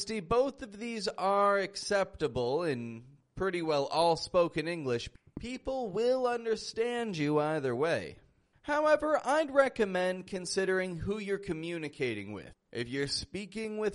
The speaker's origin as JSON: {"language": "English", "town": "Toronto", "region": "Ontario", "country": "Canada", "said": "I'm from Toronto, that's in Canada."}